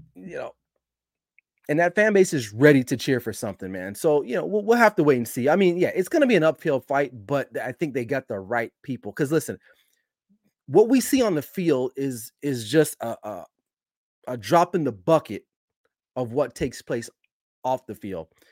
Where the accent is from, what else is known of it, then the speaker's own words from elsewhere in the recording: Los Angeles, California, United States; L A, my hometown.